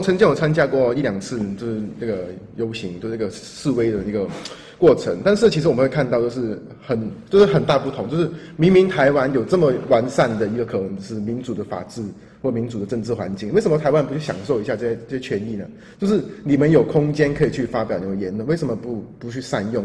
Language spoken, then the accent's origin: Chinese; Hong Kong; now in Taiwan; 我在作为一个香港人啊，在台湾这个环境生活那么久